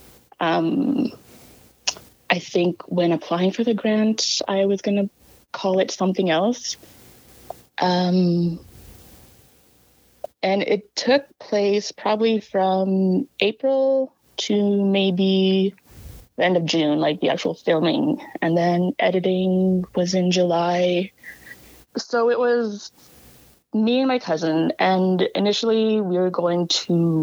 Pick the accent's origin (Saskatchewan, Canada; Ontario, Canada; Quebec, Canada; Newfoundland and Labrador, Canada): Saskatchewan, Canada; La Ronge; from La Ronge and the Lake La Ronge Indian Band